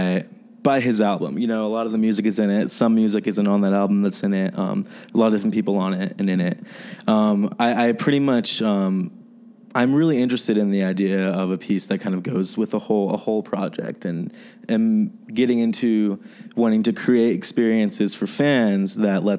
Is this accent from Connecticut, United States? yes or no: no; New Jersey, United States; moved away as an adult; now in Chicago, United States; I'm from New Jersey. I'm from the East Coast, but I've been in Chicago